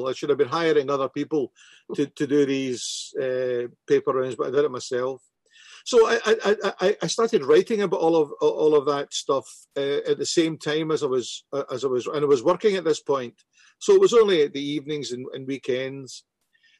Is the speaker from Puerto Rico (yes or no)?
no; Glasgow, Scotland, United Kingdom; growing up in Glasgow